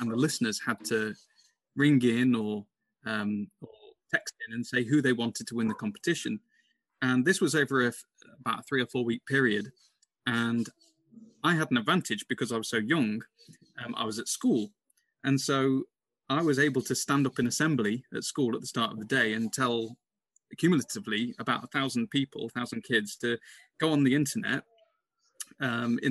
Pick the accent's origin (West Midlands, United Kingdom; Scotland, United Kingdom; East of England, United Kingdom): West Midlands, United Kingdom; Burton upon Trent; moved away as an adult; also born or lived in Leeds / London; Burton Albion, my hometown club